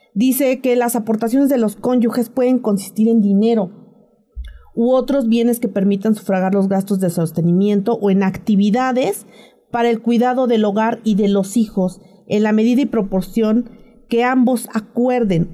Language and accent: Spanish; Tlaxcala, Mexico; moved away; yo vengo de Tlaxcala